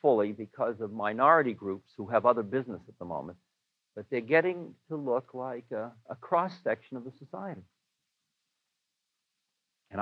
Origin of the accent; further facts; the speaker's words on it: Newton, Massachusetts, United States; I am a boy from Newton